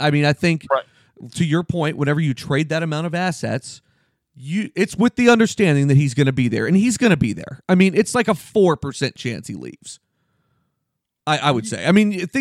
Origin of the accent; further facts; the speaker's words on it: Boston, Massachusetts, United States; I'm from Boston